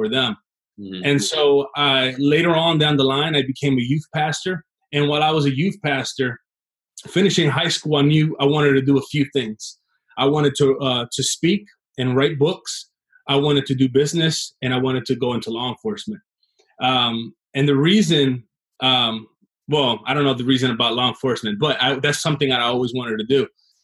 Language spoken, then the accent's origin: English; Trenton, New Jersey, United States; also born or lived in Chicago, Illinois; Grew up in Trenton, New Jersey